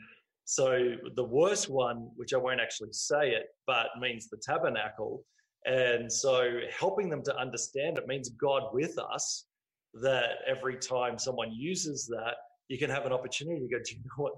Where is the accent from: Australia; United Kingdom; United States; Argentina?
Australia; moved away as an adult; now in Montreal, Canada; we're from Australia